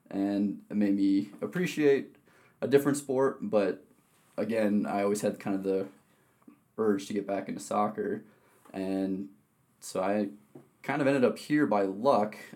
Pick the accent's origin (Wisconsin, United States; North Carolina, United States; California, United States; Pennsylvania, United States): Wisconsin, United States; moved away; Yeah, so I'm originally from Wisconsin. Uh, I've born and raised there